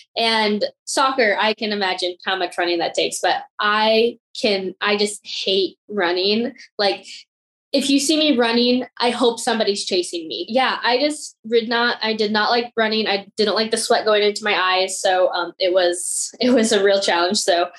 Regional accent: Vietnam; born there; I was born in Vietnam to two parents that had an affair and had me.

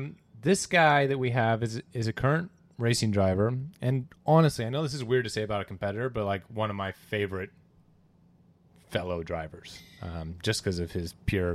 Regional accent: United States; I'm the American.

